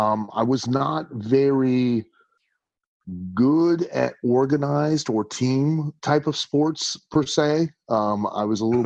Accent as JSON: {"language": "English", "town": "Lima", "region": "Ohio", "country": "United States", "tie": "born or raised there", "said": "Growing up in Lima was great. I mean, quite honestly, it's not a big town. You know what I mean? It's not a big city."}